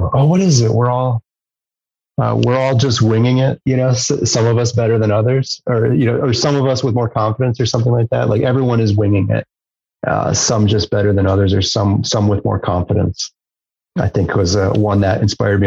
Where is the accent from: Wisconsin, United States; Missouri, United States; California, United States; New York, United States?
Wisconsin, United States; La Crosse; growing up in Wisconsin, the Driftless and lacrosse